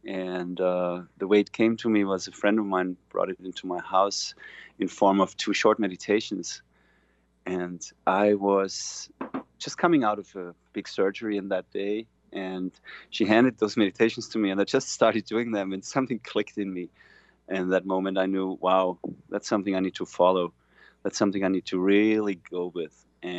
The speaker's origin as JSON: {"language": "English", "region": "Vienna", "country": "Austria", "second_language": "English"}